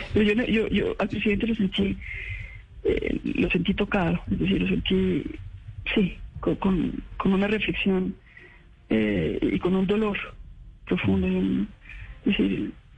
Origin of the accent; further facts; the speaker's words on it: Colombia; como colombianos